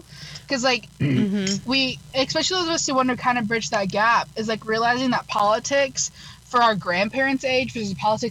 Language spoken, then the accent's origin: English; United States; it's my job as an American citizen